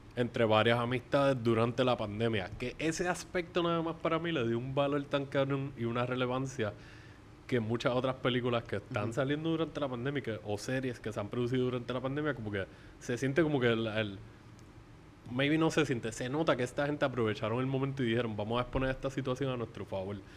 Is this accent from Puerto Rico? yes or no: yes; Puerto Rico; aquí en Puerto Rico